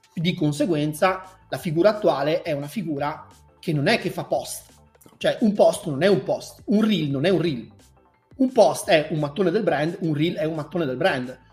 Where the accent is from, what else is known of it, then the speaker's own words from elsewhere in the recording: Veneto, Italy; sono veneto